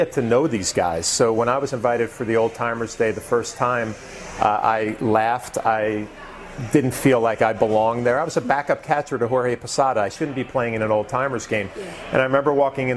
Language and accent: English; West Nyack, New York, United States; I grew up in West Nyack, New York